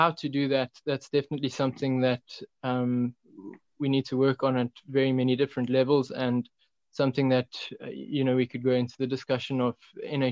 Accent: South Africa; now in Tzaneen, South Africa; as a South African population

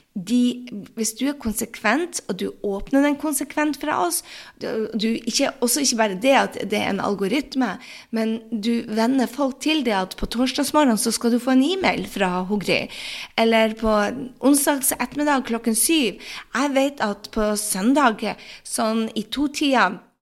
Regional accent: Norway; moved away

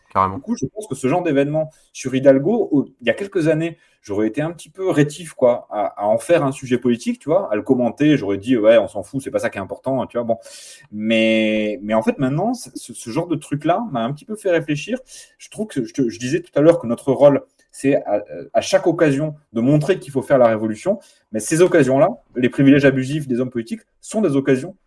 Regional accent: Nanterre, Île-de-France, France; moved away as an adult; now in Grenoble, France; je viens de Nanterre, je suis passage à Grenoble pour quelques temps, mais, mais je, ma ville c'est Nanterre

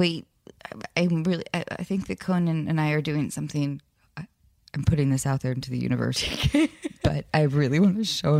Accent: Edmonds, Washington, United States; I say Seattle, but yeah. I grew up in Edmonds.

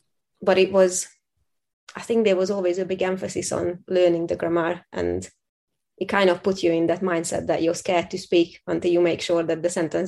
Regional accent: Hungary; first language Hungarian; English is a second language; moved away as an adult; also born or lived in Scotland / England; now in United Kingdom; I'm originally from Hungary.

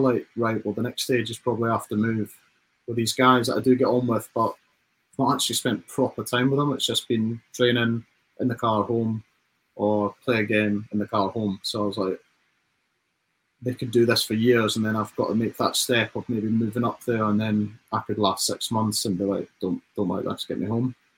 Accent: Dumfries, Scotland, United Kingdom; moved away as an adult; now in England; we're just lads from Dumfries

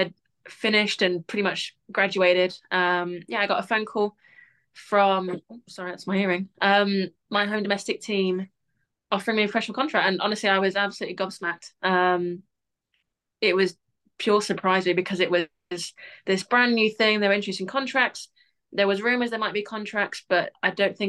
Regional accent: Barcelona, Catalonia, Spain; now in United Kingdom; I grew up in Barcelona

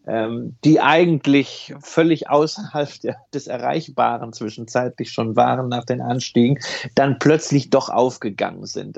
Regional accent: Berlin, Germany; in meiner Heimatstadt in Berlin

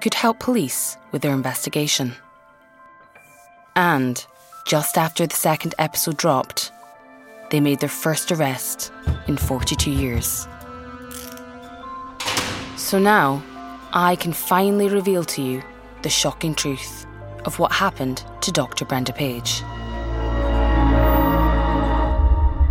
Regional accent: Aberdeenshire, Scotland, United Kingdom; I'm from Aberdeenshire

